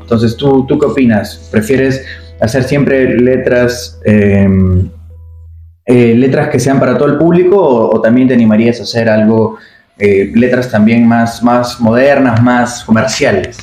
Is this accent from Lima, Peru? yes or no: no; Tacna, Peru; de nuestra ciudad, de la ciudad Tacna